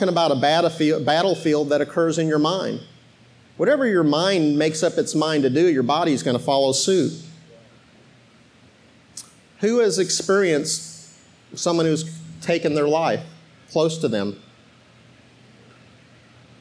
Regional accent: Arizona, United States; moved away as an adult; also born or lived in Iowa / South Bend, Indiana; now in Georgia, United States; I was born in Iowa, and I moved to South Bend, Indiana. That's why we're Notre Dame fans. And I grew up in Arizona

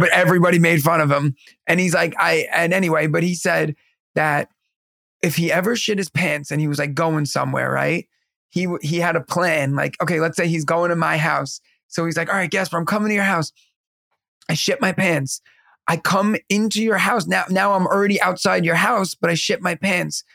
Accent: New York, United States; also born or lived in Pennsylvania; the water in New York is what makes our pizza and our bagels

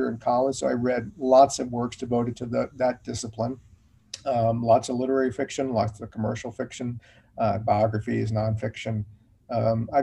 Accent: Richmond, Virginia, United States; moved away as an adult; also born or lived in Charlottesville, Virginia / Washington, District of Columbia, United States; I grew up in Richmond, Virginia, so the capital, and was there until I went to college at VCU in Richmond.

